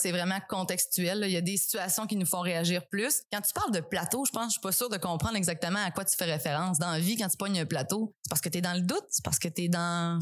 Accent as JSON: {"language": "French", "town": "Matane", "region": "Quebec", "country": "Canada", "said": "je viens de Matane principalement"}